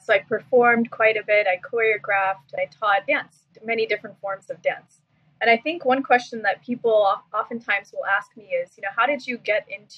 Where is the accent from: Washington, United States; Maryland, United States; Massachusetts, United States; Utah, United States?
Washington, United States; Seattle; also born or lived in Silicon Valley; now in New York City, United States; I moved back to Seattle, my hometown